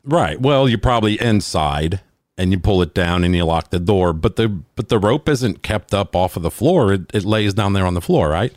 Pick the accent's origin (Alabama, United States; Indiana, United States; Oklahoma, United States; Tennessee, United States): Alabama, United States; Talladega Super Speedway, which is my home state